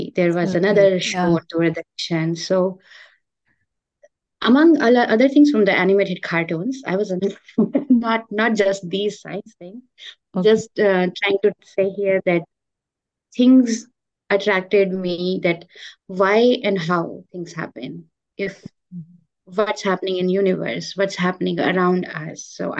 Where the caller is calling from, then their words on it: Gainesville, Florida, United States; I'm joining from Gainesville, Florida. It's good to be here with you and talk about my research journey.